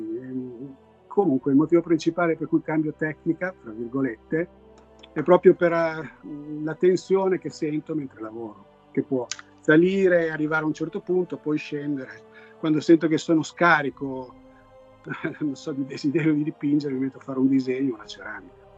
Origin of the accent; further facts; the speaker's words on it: Italy; now in Los Angeles, United States